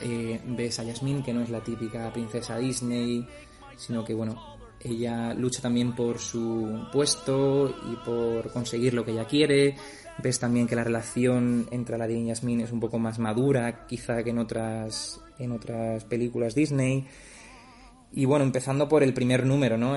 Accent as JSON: {"language": "Spanish", "region": "Ceuta", "country": "Spain", "also_born_or_lived": "Germany", "moved": "as an adult", "lives_now": "Stuttgart, Germany", "said": "soy de Ceuta y los últimos cuatro años he estado trabajando en Alemania"}